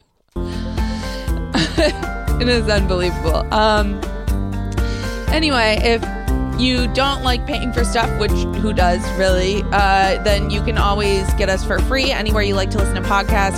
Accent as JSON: {"language": "English", "town": "Lexington", "country": "United States", "tie": "born or raised there", "said": "growing up in Lexington"}